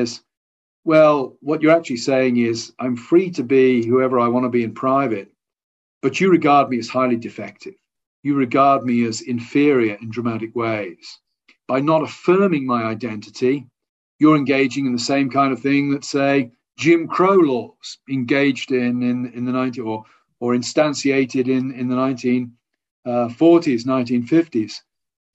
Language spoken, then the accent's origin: English; England, United Kingdom; I'm an Englishman.